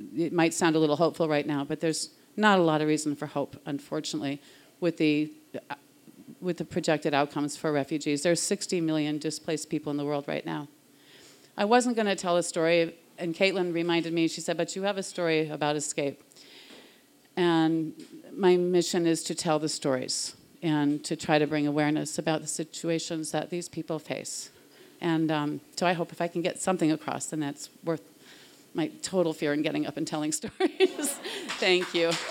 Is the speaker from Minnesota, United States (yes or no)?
no; Cape Cod, Massachusetts, United States; I'm from the Cape